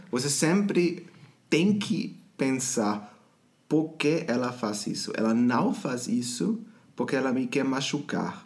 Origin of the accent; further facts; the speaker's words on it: Germany; Portuguese is a second language; eu sou da Alemanha